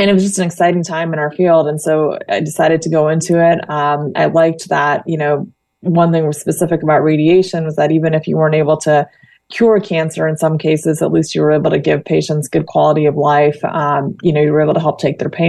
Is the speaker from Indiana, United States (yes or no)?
yes; Indiana, United States; moved away as an adult; also born or lived in New York / Florida; now in Danville, United States; I actually was born and raised in Indiana